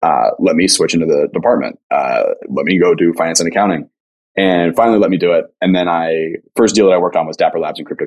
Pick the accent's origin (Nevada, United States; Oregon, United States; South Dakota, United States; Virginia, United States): Nevada, United States; Las Vegas; moved away; also born or lived in Riverside, California / Los Angeles, California; I was born in Riverside, moved to Vegas when I was 3